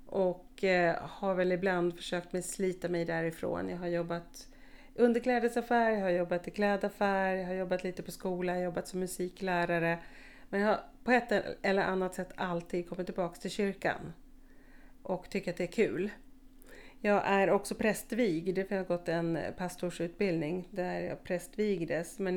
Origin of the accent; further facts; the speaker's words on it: Skåne, Sweden; also born or lived in Uppsala; jag är född i Uppsala faktiskt. Ehm, men bodde där ett år och sen är jag uppvuxen i Skåne på lite olika ställen